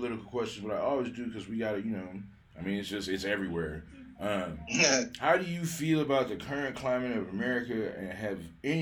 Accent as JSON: {"language": "English", "town": "Detroit", "region": "Michigan", "country": "United States", "moved": "yes", "lives_now": "Colorado, United States", "said": "I'm from Detroit originally. I've been here since like 98"}